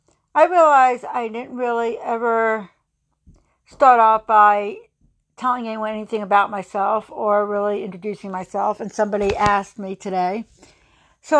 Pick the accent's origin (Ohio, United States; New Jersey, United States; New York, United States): New Jersey, United States; near Princeton; I grew up in New Jersey in a very rural little town outside of Princeton